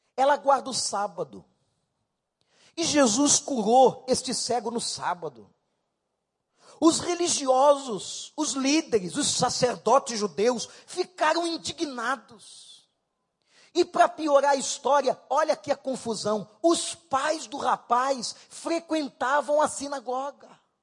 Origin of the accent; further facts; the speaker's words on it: Rio de Janeiro, Brazil; Eu morei lá. Fui criado na Rua Barão.